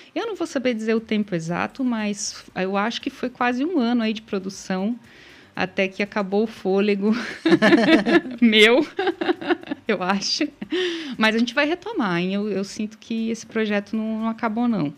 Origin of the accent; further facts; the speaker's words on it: Vitorino, Paraná, Brazil; eu nasci em Vitorino, tem 5 mil habitantes